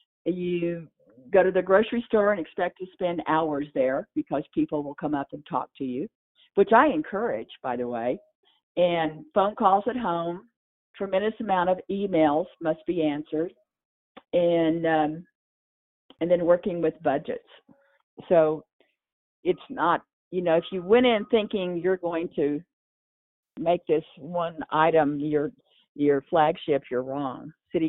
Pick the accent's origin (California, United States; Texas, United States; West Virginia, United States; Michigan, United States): Texas, United States; moved away as an adult; now in Durango, United States; I talk funny, okay? So I grew up in Texas. I came to ski in Colorado, and I never went home.